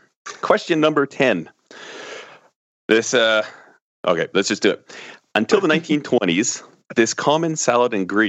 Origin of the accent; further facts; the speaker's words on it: Canada; I'm a Canadian asking the questions.